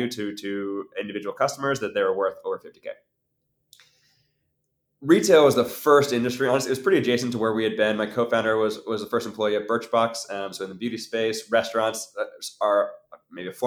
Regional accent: Maine, United States; I grew up in Maine

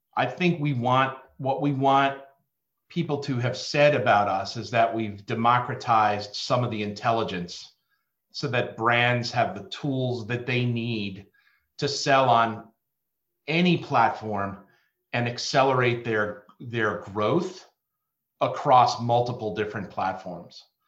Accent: New Jersey, United States; now in Baltimore, United States; I'm a kid from Jersey, living in Baltimore

